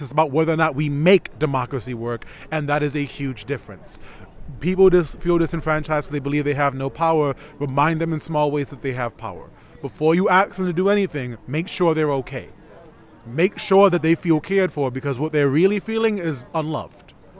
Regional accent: New York City, New York, United States; I am from the South Bronx

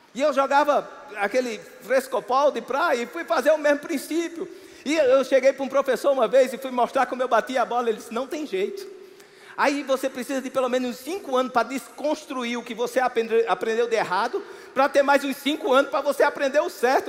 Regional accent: Campina Grande, Paraíba, Brazil; eu sou nascido e criado em Campina Grande

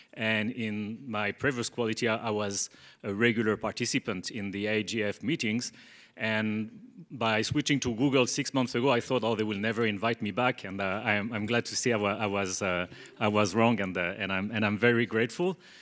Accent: Bordeaux, Nouvelle-Aquitaine, France; moved away; I come from, from France, from a relatively small town, which is called Bordeaux

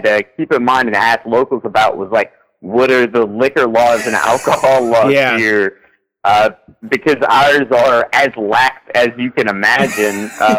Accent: Louisiana, United States; Yeah, I'm from Louisiana.

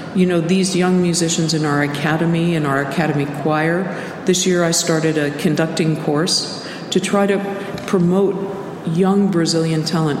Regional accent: United States; being American

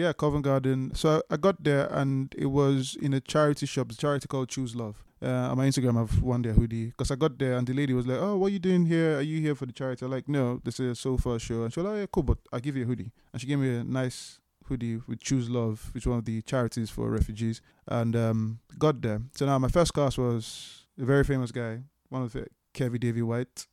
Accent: Port Harcourt, Rivers State, Nigeria; now in London, United Kingdom; people that I knew growing up in Port Harcourt in Nigeria

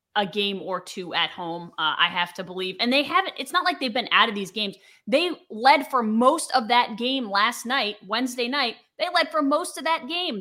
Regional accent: United States; I am an American

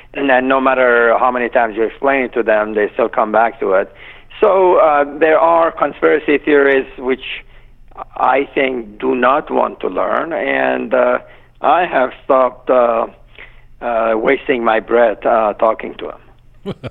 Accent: Iran; now in United States; I'm not Iranian. I'm Iranian American

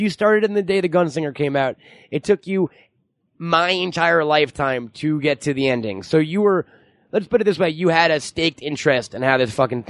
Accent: Syosset, New York, United States; I'm from Syosset.

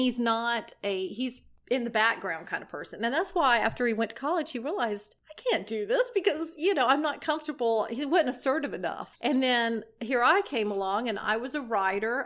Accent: Destin, Florida, United States; I grew up in Destin, Florida, and I grew up in the church.

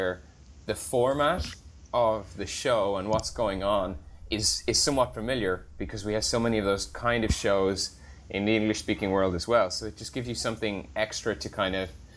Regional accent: Ireland; I grew up in Ireland

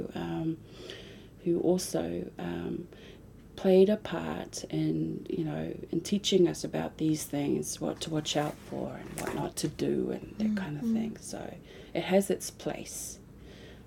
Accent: Samoa; moved away; as a young woman growing up in Samoa

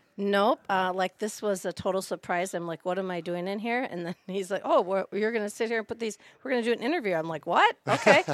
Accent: Minneapolis, Minnesota, United States; also born or lived in North Shore of Chicago, Illinois; now in Green Lake, United States; I grew up in, well, was raised, born in Minneapolis, Minnesota, then we transferred to the North Shore of Chicago

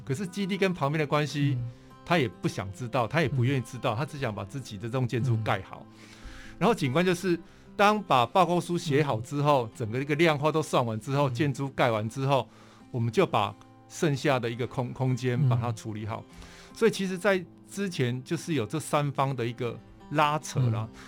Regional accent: Pingtung County, Taiwan; also born or lived in Tainan; 在屏东跟台南的生活经验。基本上，我觉得我的台语是在台南学的，嗯、然后小时候在屏东就是沙蛇溪

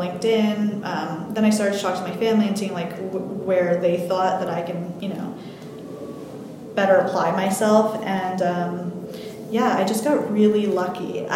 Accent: New Jersey, United States; moved away as an adult; also born or lived in California / West Virginia; I'm originally from New Jersey. My whole family was here. I grew up here.

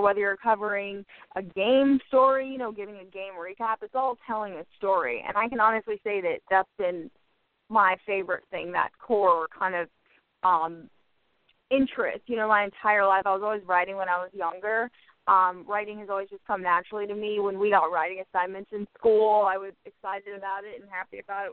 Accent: Atlanta, Georgia, United States; moved away as an adult; now in Washington, D.C., United States; I grew up in the South where football's huge in Georgia and Atlanta

